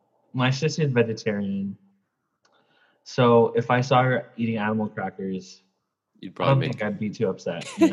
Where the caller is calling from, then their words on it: Southern California, United States; So I'm calling from Southern California, La Molinda area.